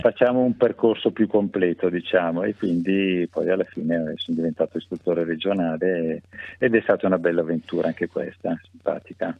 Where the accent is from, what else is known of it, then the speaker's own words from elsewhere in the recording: Milan, Lombardy, Italy; moved away as an adult; now in Varese, Italy; sono, sono, milanese, sono nato a Milano, cresciuto a Milano